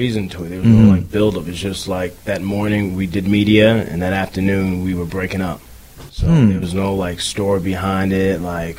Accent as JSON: {"language": "English", "region": "New Jersey", "country": "United States", "said": "She's from Union City. I'm from"}